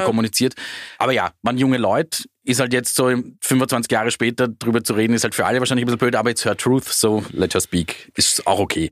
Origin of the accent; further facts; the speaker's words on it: Austria; bei uns in Österreich hatten sie nur diesen einzigen Nummer eins Hit